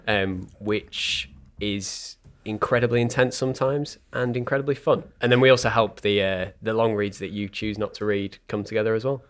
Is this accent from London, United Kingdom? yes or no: no; Leeds, Yorkshire and the Humber, United Kingdom; L S one